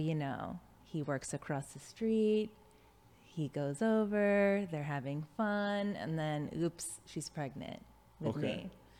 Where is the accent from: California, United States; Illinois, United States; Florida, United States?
Illinois, United States; Chicago; I am from Chicago, born and raised.